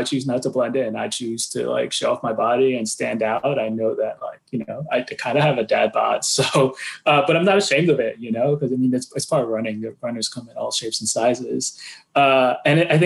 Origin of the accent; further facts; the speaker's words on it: New York City, New York, United States; moved away as an adult; also born or lived in Greenpoint, Brooklyn; now in Keene, United States; I was born and raised in New York City